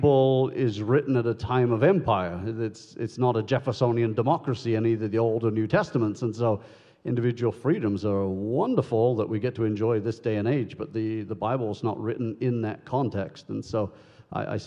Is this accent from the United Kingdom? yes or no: yes; United Kingdom; now in United States; I was born and raised in the United Kingdom